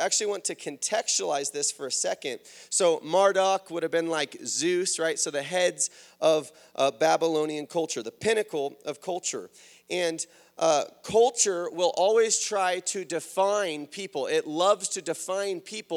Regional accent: United States; as American Christians in the 21st century

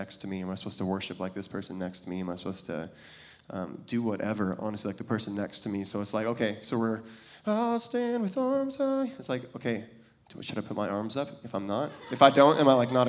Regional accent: Kirkland, Washington, United States; I grew up in Seattle, and a little, if anybody knows Kirkland

